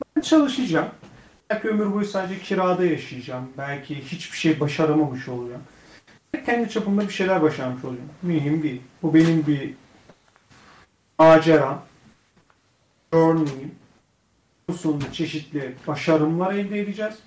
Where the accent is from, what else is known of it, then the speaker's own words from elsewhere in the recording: Göynük, Bolu Province, Turkey; benim memleketim Bolu Göynük, Bolu Göynük